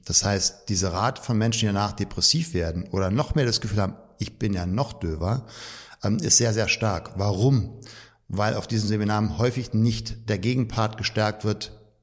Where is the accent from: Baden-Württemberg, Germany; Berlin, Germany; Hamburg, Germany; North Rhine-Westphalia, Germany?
Berlin, Germany; Also physisch gerade noch Berlin und ich bin auch in Berlin groß geworden